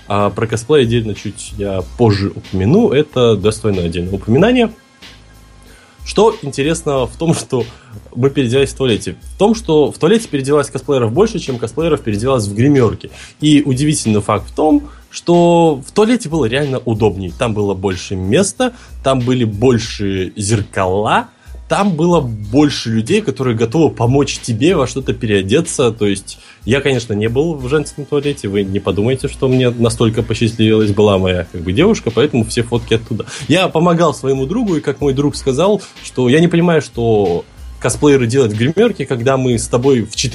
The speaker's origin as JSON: {"language": "Russian", "region": "Minsk", "country": "Belarus", "said": "Сам я, напомню, из Минска, специально ради Комикона приехал в Москву."}